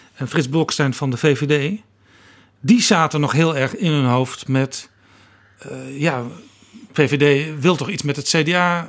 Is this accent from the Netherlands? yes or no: yes; North Brabant, Netherlands; Ik kom zelf ook uit Brabant